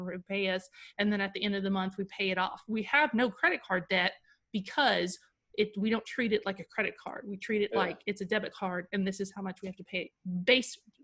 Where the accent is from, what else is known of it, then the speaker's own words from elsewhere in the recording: United States; I'm an American